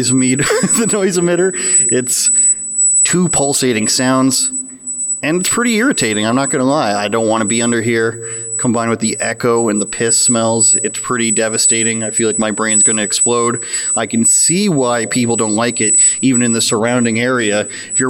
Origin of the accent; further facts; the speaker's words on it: Oshawa, Ontario, Canada; We're here in the city of Oshawa, my hometown